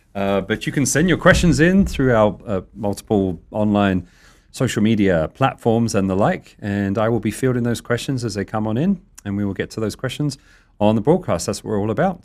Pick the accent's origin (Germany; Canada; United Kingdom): United Kingdom; being British